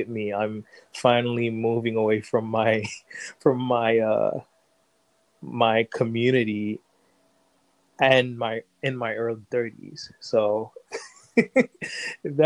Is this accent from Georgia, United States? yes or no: no; Haitian enclave in Florida, United States; also born or lived in New York; we moved into a Haitian community. And so in many ways, it's as if I grew up in Haiti because I grew up around a lot of Haitians